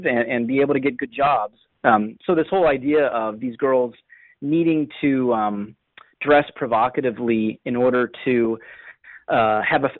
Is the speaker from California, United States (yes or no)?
no; Northern Virginia, United States; As a native Northern Virginian